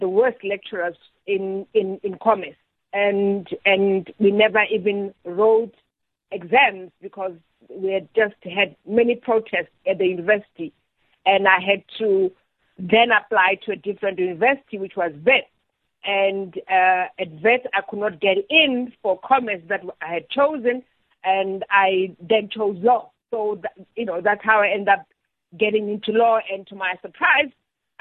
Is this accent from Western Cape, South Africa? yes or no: no; Welkom, Free State, South Africa; I grew up in the Free State in Welkom